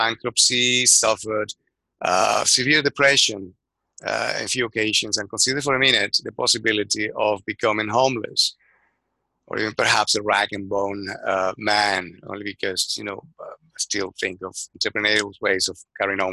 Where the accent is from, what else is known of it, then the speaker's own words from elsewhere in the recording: Venezuela; moved away as an adult; now in London, United Kingdom; I'm originally from Venezuela. I graduated as an architect, left my country 30 years ago